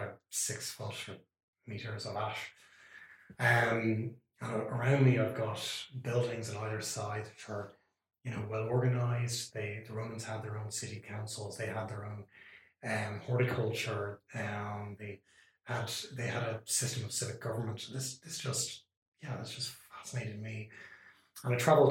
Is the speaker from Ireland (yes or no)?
yes; Dublin, Leinster, Ireland; grew up here in the what I think is the capital of the universe, Dublin, in Ireland